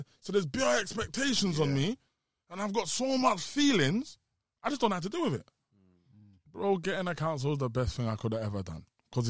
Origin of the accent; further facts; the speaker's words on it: South East England, United Kingdom; We're both from Kent and we both went Tennyson's.